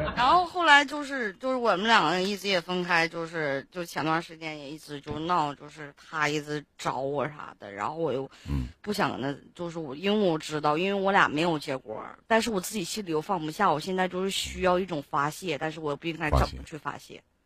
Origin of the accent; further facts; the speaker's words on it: Benxi, Liaoning, China; 我本溪的